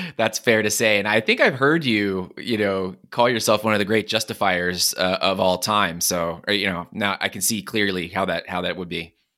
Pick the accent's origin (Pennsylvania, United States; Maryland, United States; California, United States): Pennsylvania, United States; Philadelphia; moved away as an adult; now in Los Angeles, United States; I grew up in Philadelphia